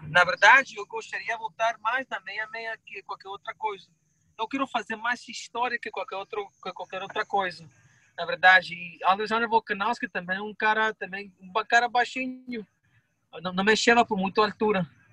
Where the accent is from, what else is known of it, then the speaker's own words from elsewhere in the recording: Northeast Region, Brazil; Eu sou nordestino